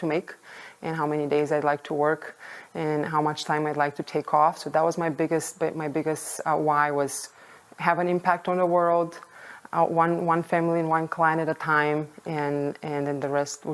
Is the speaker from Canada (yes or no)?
no; Bulgaria; moved away as an adult; now in United States; I was born and raised in Bulgaria, Eastern Europe